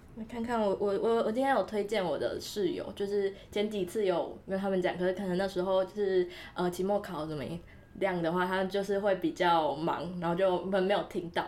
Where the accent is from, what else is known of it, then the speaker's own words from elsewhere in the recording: Tainan, Taiwan; moved away; 因为我台南人，然后台南的公车是相对来讲比较方便的